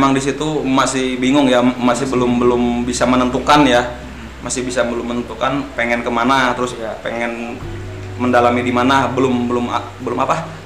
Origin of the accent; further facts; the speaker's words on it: Balangan, South Kalimantan, Indonesia; Asalku dari Balangan.